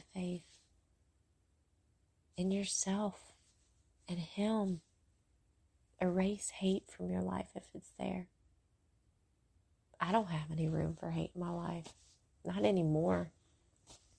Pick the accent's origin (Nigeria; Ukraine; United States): United States; Brentwood, Mississippi; riding bikes in Brentwood, where I grew up in Mississippi.